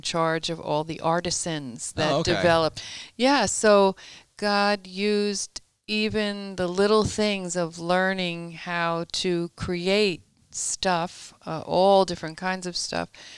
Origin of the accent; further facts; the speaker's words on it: Long Island, New York, United States; I was born and raised in Long Island, New York